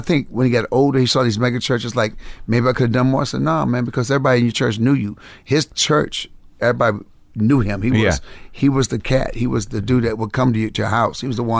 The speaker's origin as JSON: {"language": "English", "town": "Benton Harbor", "region": "Michigan", "country": "United States", "tie": "born or raised there", "said": "Benton Harbor, Michigan. It's on the west side, closer to Chicago. I was on the Chicago-South Bend border."}